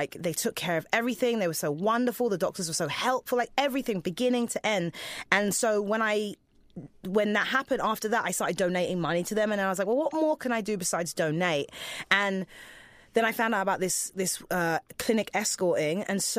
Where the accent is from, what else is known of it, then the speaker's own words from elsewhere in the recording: England, United Kingdom; I had no money when I moved here. But second of all, I came from England where you don't need health insurance, obviously.